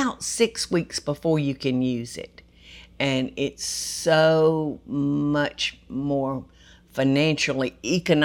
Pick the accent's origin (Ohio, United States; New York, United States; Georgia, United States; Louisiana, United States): Georgia, United States; I've spent 72 years in this state, y'all, which is my whole life